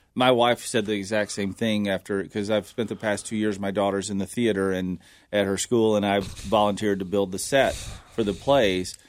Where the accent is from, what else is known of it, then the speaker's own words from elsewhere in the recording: the South, United States; growing up in the South, all we did was go to battlefields